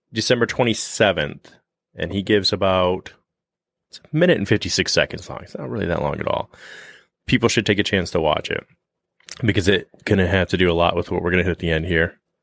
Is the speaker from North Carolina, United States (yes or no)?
no; Michigan, United States; we're from Michigan